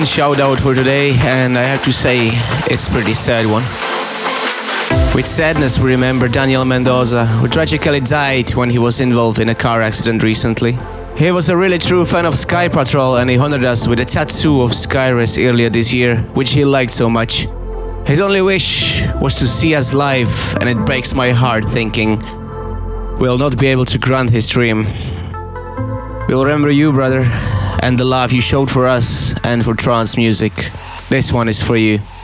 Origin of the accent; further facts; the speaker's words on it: Slovakia; moved away; Slovakia. After a very long time, I'm coming back to my home country.